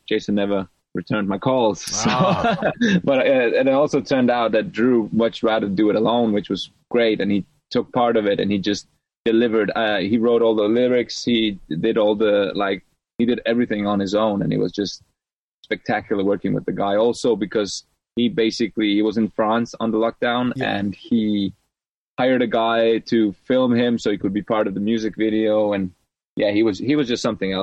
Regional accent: Serbia; moved away; I'm a refugee from Serbia

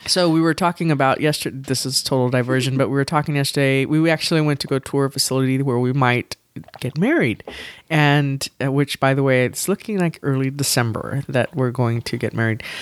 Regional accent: San Antonio, Texas, United States; I grew up in San Antonio

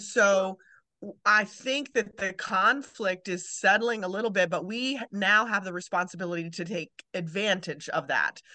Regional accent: Maryland, United States; moved away; also born or lived in Kentucky; I was born in Maryland

